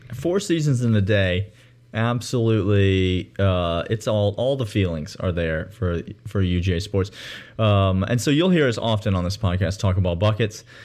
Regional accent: Georgia, United States; now in Nashville, United States; I'm from Georgia, U G A alumni, lifelong

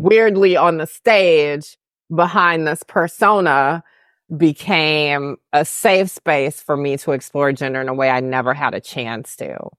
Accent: the South, United States; I'm from the South

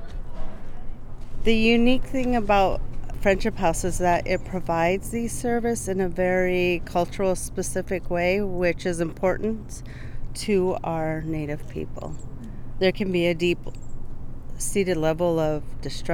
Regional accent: United States; I am Lakota. I am from Standing Rock and Rosebud

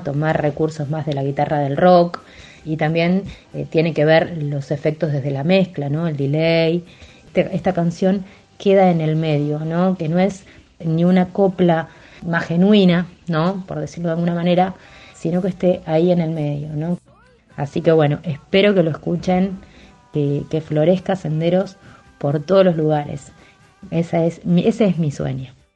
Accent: Saladillo, Buenos Aires Province, Argentina; now in La Plata, Argentina; Saladillo, en mi ciudad natal

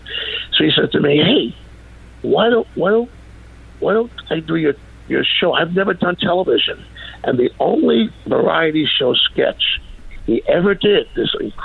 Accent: New York, United States; a city I'm brought up in, New York

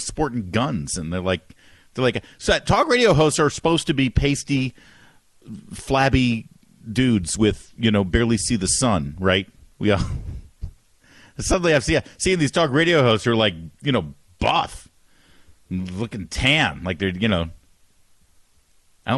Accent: Michigan, United States; now in Washington, D.C., United States; I'm originally from Michigan

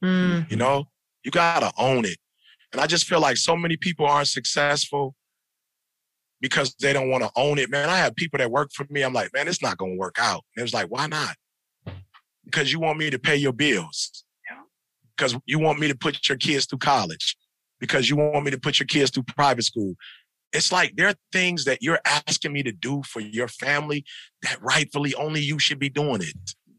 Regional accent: Midwest, United States; I'm from the Midwest, bro. Like, we working in farms. We work at Ford, GM, and Chrysler.

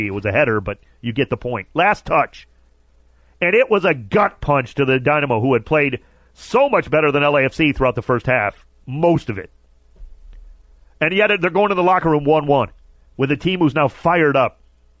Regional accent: Cleveland, Ohio, United States; now in Los Angeles, United States; If you know me for more than 5 minutes, you know that I'm from Cleveland. And I have a lot of love for my Cleveland sports team still.

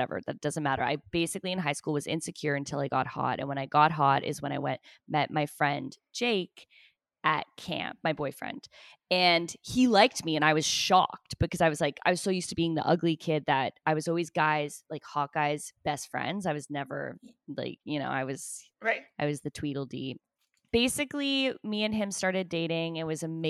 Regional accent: Toronto, Ontario, Canada; moved away as an adult; now in Los Angeles, United States; I'm from Toronto and I stick to my roots and the way we say things

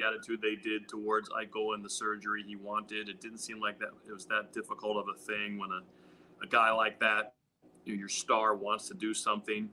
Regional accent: Steubenville, Ohio, United States; also born or lived in Pittsburgh, Pennsylvania / Western Pennsylvania; Then I moved to Steubenville, Ohio, which is kind of a tough blue collar steel mill town. Lived there from age 11 through college

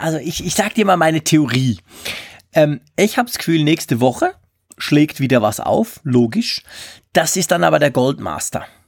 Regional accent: Switzerland; bei uns in der Schweiz

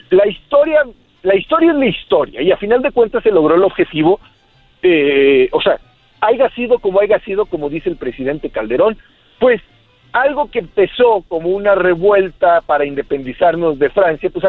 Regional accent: Mexico

